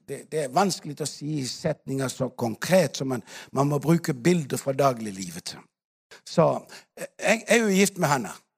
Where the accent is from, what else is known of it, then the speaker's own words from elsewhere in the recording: Denmark; now in Africa; I Danmark ikke sant, hvor vi kommer fra